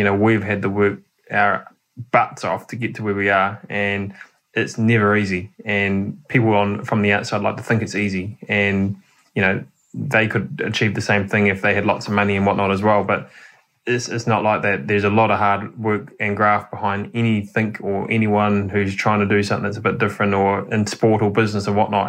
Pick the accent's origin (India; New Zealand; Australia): New Zealand; It's you, as a Kiwi driver, you just cannot be in a WRC.